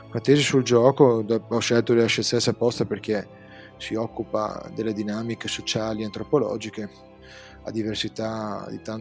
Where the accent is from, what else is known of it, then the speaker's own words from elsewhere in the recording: North-east Italy, Italy; accent: north-eastern Italian; now in Venice, Italy; abitando nel nord-est, come si sente nel mio accento chiarissimo.